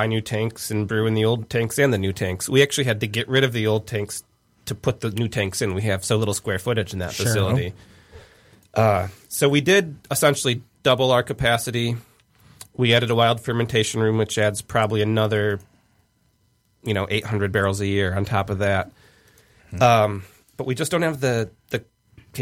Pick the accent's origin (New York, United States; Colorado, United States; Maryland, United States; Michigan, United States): Michigan, United States; Grand Rapids; also born or lived in Traverse City; I'm originally from the Grand Rapids area